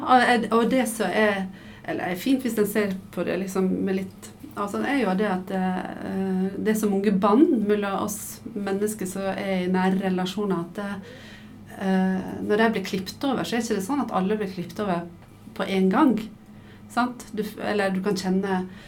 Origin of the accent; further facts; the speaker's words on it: Sunnmøre, Møre og Romsdal, Norway; moved away as an adult; now in Oslo, Norway; du hører sikkert at jeg er dialekt. Jeg er fra Sunnmøre og flytta til Oslo da jeg var 19.